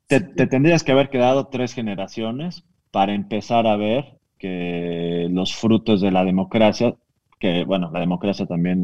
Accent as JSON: {"language": "Spanish", "country": "Mexico", "said": "De México"}